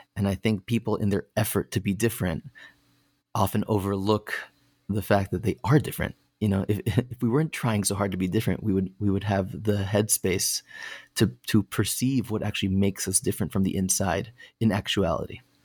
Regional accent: Connecticut, United States; I grew up in Connecticut

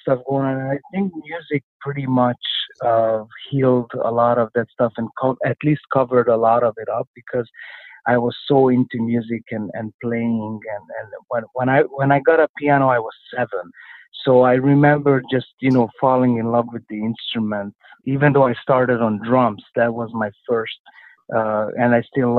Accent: Budapest, Hungary; also born or lived in Nyíregyháza, Hungary; now in Canada; when I was about 3.5 or 4 years old, we moved to Budapest, Hungary. So that's where I grew up

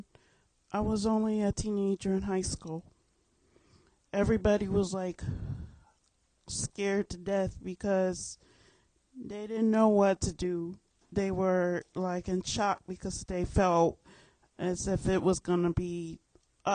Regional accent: New York, United States; moved away; I'm from New York

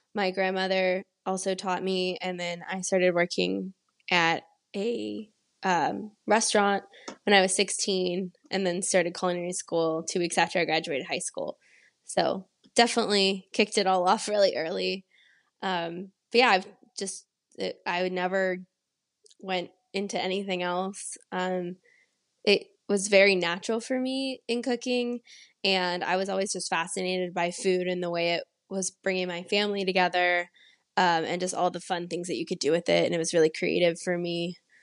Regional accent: San Antonio, Texas, United States; also born or lived in Pittsburgh; I'm originally from San Antonio, Texas, and I grew up mostly there

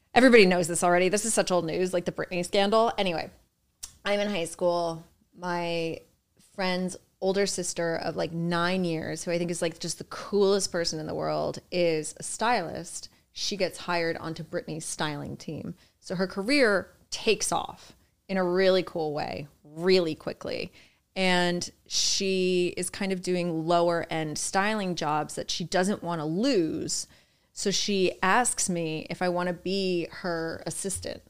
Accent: Boonton Township, New Jersey, United States; now in New York City, United States; Born in Jersey, born and raised in Jersey

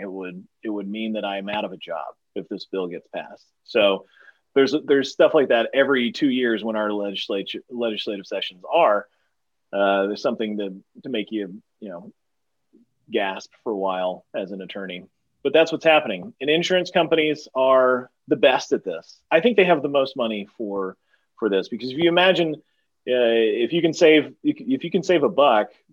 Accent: East Texas, United States; where I come from Texas, there's plenty of opportunity for people to get bullied in high school

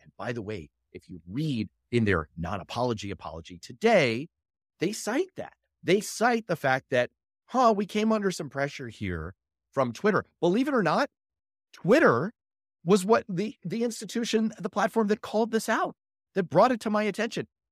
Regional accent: New York City, New York, United States; I grew up in Manhattan

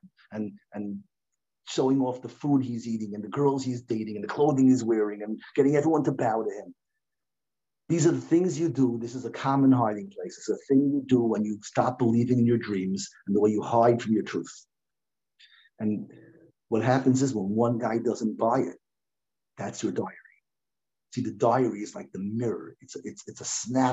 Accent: United States; now in Lakewood, United States; I grew up in Washington

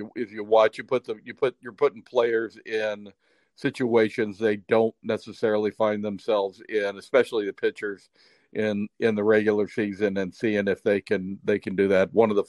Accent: Cincinnati, Ohio, United States; We're from Cincinnati

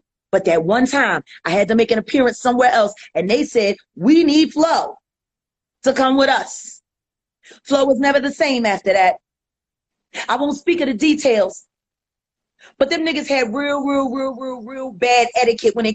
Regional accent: Philadelphia, Pennsylvania, United States; I'm from Richard Allen. I'm from North Philly

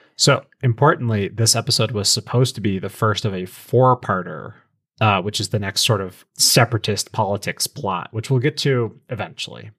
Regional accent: American Southwest, United States; I'm from the American Southwest

